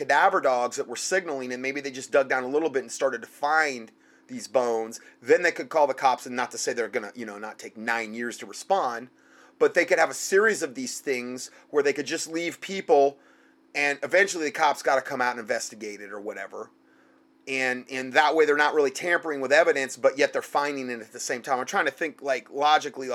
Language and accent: English; Southwest Florida, United States; moved away; I'm from Southwest Florida. in the subtropics